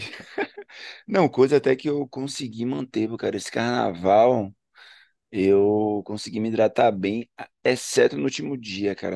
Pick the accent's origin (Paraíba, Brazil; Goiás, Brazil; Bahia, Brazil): Bahia, Brazil; Ilhéus; also born or lived in Salvador; Eu sou baiano, eu sou de Ilhéus, do sul da Bahia, mas eu morei nove anos em Salvador